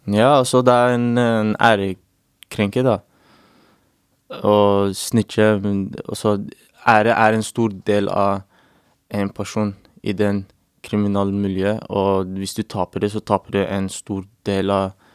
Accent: England, United Kingdom; now in Norway; jeg vokste opp i England

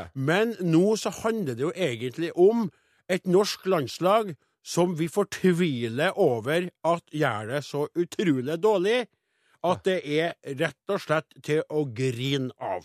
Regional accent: Namdalen, Trøndelag, Norway; oppe i Namdalens land, der jeg kommer ifra

